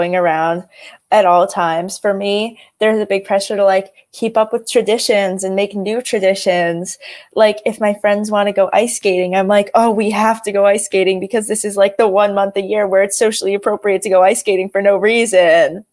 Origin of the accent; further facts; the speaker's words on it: Connecticut, United States; I'm from Connecticut